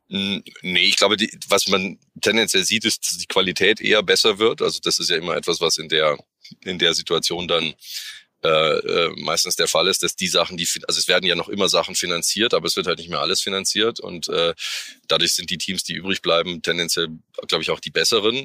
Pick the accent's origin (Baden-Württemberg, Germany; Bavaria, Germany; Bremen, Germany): Bavaria, Germany; Munich; als Münchner